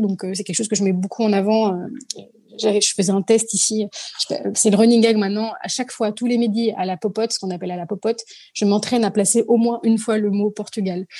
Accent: Paris, Île-de-France, France; je suis née à Paris, euh, je suis, je ne suis que de Paris, puisque mes parents sont immigrés

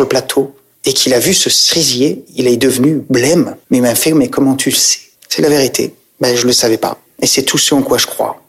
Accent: Saintes, Nouvelle-Aquitaine, France; also born or lived in Île d'Oléron; moi, c'était Droyan, Oléron, je suis né à Sainte, mais on est du même coin.

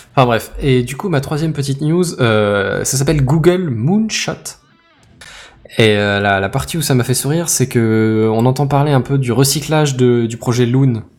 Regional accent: France; chez nous en France

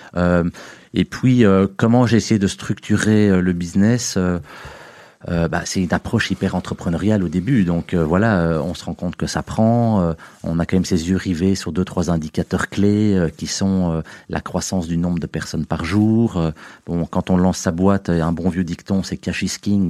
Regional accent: Uccle, Brussels-Capital Region, Belgium; also born or lived in Tennessee, United States; je suis belge, je suis bruxellois, j'ai grandi ben, en fait à un kilomètre d'ici, à, Hucle. j'ai fait mes primaires à Hucle, mes humanités à Hucle

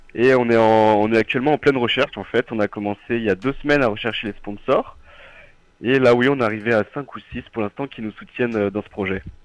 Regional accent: Nord-Isère, Izieux?, Auvergne-Rhône-Alpes, France; moved away as an adult; now in Lyon, France; je suis originaire du Nord-Isère, d'un petit village du Nord-Isère, d'Izimieux

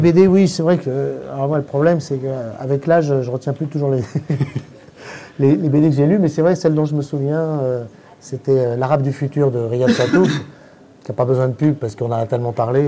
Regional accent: Paris, Île-de-France, France; Pour ne pas me faire repérer en tant que parisien

